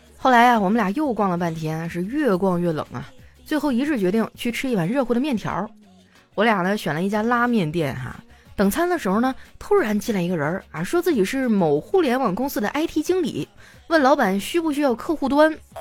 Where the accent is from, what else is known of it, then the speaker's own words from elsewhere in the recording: Northeast China, China; moved away; 我们东北人真的太爱喝酒了